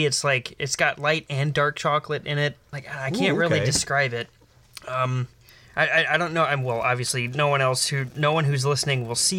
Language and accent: English; United States; even though I am American, I am of Irish heritage and descent.